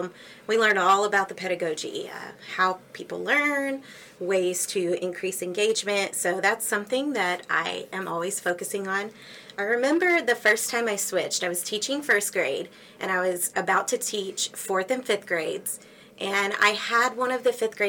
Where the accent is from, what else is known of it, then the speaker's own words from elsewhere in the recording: Axtell, Texas, United States; also born or lived in Houston, Texas / Conroe, Texas / Waco, Texas; I grew up in Axtell, a tiny town east of Waco